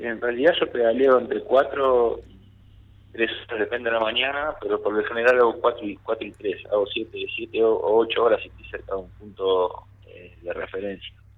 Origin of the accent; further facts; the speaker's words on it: Merlo, Buenos Aires Province, Argentina; yo soy de Mariana Costa, Merlo